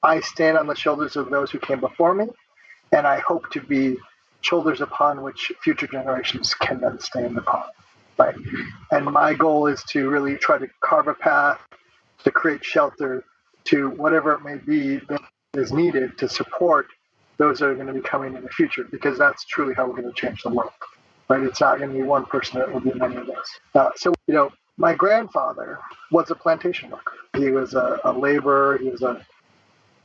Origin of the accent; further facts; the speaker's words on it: St. Paul, Minnesota, United States; I'm a fourth generation Japanese American that was born and raised in St. Paul, Minnesota